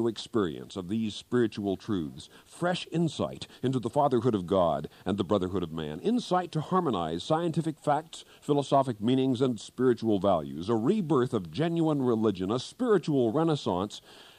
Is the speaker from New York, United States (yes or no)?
no; Kansas, United States; moved away; back in Kansas, my home state